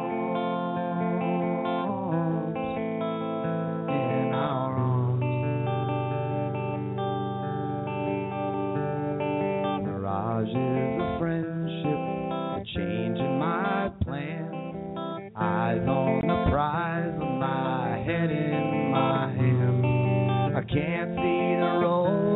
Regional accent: Phoenix, Arizona, United States; moved away as an adult; also born or lived in Chicago; I grew up in Phoenix

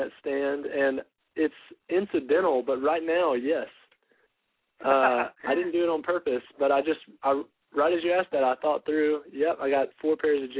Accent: North Carolina, United States; I'm from North Carolina, and I'm just here visiting a buddy of mine

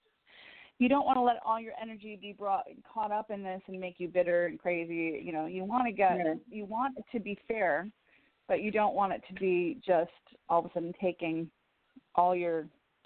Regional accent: Woodstock, Illinois, United States; moved away; I'm from Woodstock, Illinois. That's my original stomping grounds

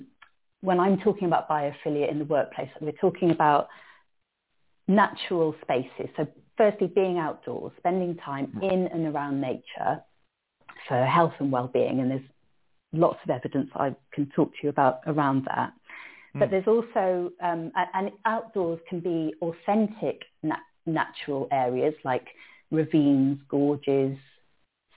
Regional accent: Cardiff, Wales, United Kingdom; I grew up in Cardiff, in a city, Cardiff.

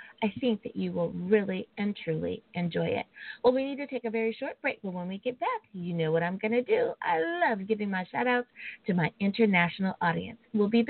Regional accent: United States; my home country. Woohoo! The United States of America.

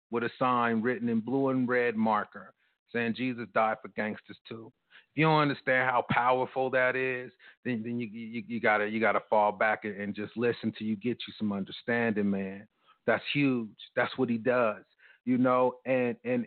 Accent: United States; as a black guy growing up in America

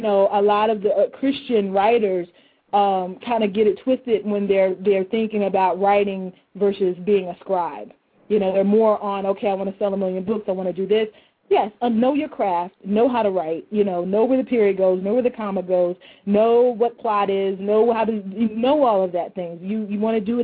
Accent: Louisville, Kentucky, United States; I'm a 33-year-old African-American woman from Louisville, Kentucky.

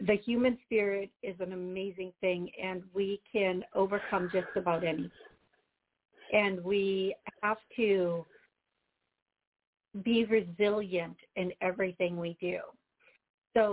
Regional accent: Wisconsin, United States; You can tell I'm from here.

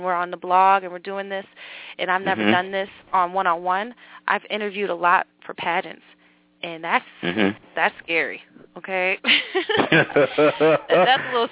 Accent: Buffalo, New York, United States; I'm a New Yorker

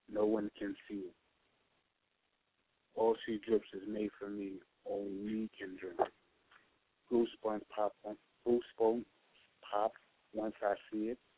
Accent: New York City, New York, United States; I'm coming from Brooklyn

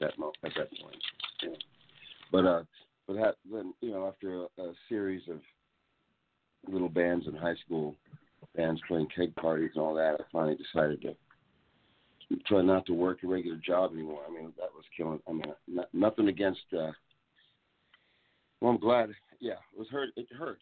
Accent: New York, United States; I was born in New York, East Village

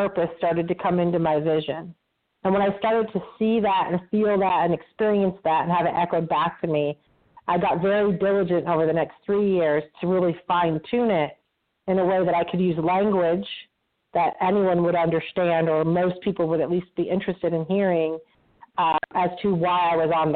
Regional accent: Vermont, United States; I grew up in Vermont

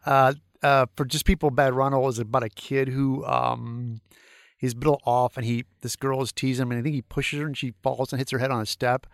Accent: St. Louis, Missouri, United States; moved away; my hometown Saint Louis

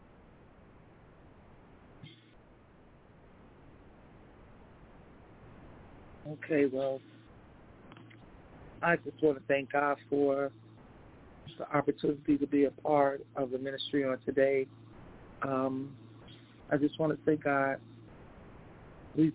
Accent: Chicago, Illinois, United States; also born or lived in Englewood, Chicago; we was born in Eaglewood, but we was raised up on the west side, so I guess we had the best in both of best of each world in the city of Chicago

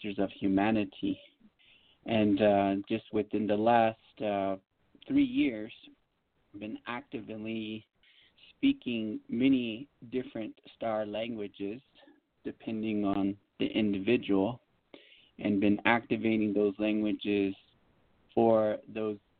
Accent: United States; I was born and raised on the Navajo Reservation.

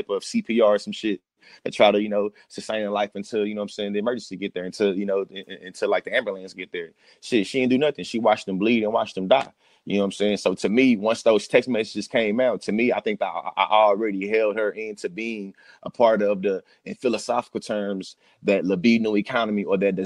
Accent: Texas, United States; now in Oklahoma, United States; I'm a native in Texas and born and raised in Texas

